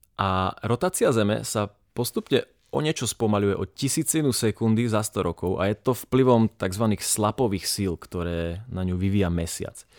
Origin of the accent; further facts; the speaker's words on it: Prešov and Košice, eastern Slovakia, Slovakia; sme z Prešova a Košic.